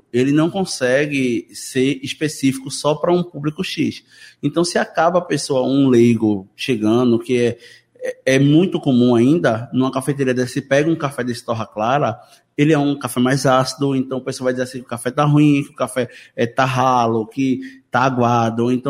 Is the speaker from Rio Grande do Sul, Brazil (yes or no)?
no; Jaboatão dos Guararapes, Pernambuco, Brazil; eu sou de Jabotão também